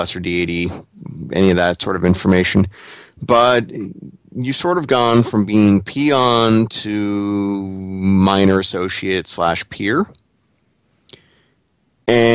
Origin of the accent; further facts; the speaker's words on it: New England, United States; I'm from New England